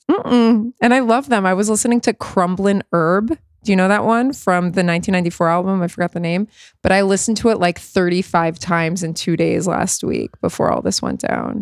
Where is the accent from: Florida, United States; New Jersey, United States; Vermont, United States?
Florida, United States; South; I grew up in South Florida